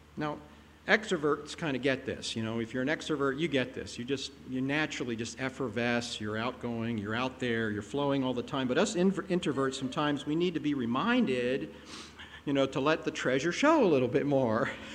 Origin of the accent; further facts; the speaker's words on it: Pennsylvania, United States; moved away; I grew up in Pennsylvania